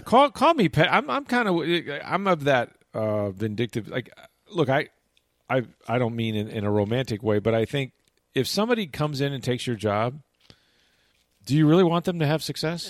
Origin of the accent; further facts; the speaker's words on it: St. Petersburg, Florida, United States; moved away as an adult; also born or lived in Arkansas; I was a kid out of Florida, right? And we had about two or three of us, um, actually from Saint Petersburg